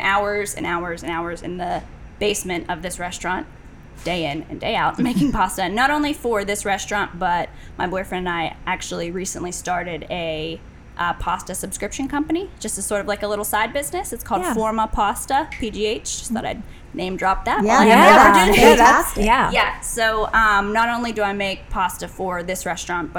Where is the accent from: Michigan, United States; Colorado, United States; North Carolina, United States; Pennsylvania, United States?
Pennsylvania, United States; New Stanton; I come from the Pittsburgh area, the outskirts, like the New Stanton area.